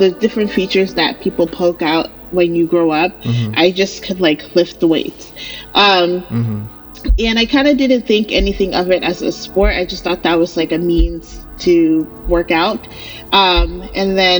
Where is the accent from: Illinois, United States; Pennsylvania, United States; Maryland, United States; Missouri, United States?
Maryland, United States; also born or lived in Nigeria / New Jersey; I was born in Nigeria. My family, my mom and I, my dad came to New Jersey. My siblings were born in New Jersey, but we eventually settled on the East Coast in Maryland, and I've lived in Maryland most of my life.